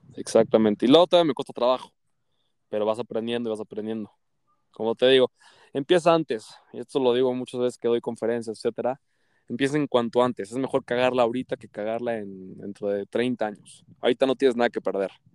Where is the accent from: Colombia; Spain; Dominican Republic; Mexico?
Mexico; Mexico City; soy de la Ciudad de México